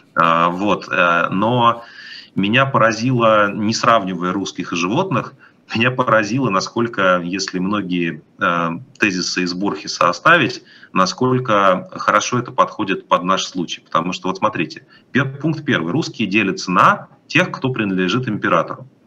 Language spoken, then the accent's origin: Russian; Moscow, Russia; moved away as an adult; now in Europe; я из Москвы